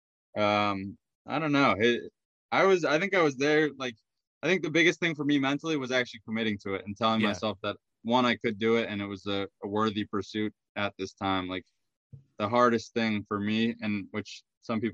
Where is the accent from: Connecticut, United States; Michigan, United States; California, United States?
Connecticut, United States; Hebron; now in Boston, United States; grew up in a small town, Hebron, and went to public schools